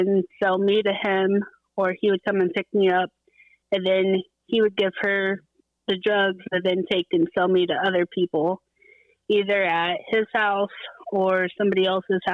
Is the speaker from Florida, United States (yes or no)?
yes; Central Florida, United States; I grew up in Central Florida